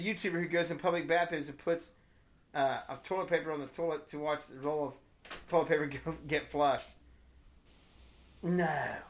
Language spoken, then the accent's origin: English; Ohio, United States; I'm from Ohio